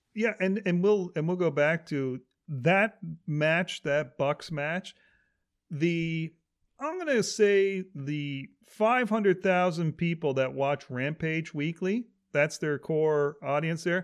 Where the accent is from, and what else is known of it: Canada